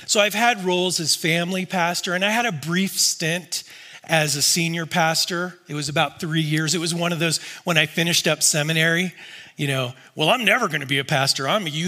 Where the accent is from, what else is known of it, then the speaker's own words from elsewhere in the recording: Tampa, Florida, United States; now in California, United States; as Phil has mentioned, I am from the Tampa area, and I've lived in California for almost 30 years, which is really hard to believe because I'm only 35.